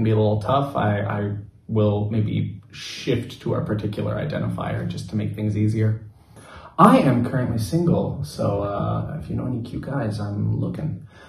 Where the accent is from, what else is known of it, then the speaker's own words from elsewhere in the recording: Los Angeles, California, United States; moved away as an adult; also born or lived in Hangzhou / Shanghai; now in Beijing, China; I'm from Los Angeles in the United States. I have been here for 8 years and I currently live in Beijing, but I've previously lived in Hangzhou and Shanghai as well.